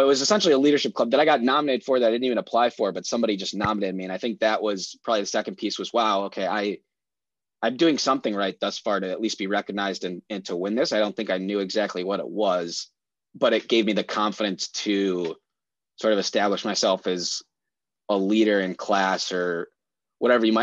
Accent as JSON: {"language": "English", "town": "Oak Park", "region": "Illinois", "country": "United States", "tie": "born or raised there", "said": "I grew up in Oak Park."}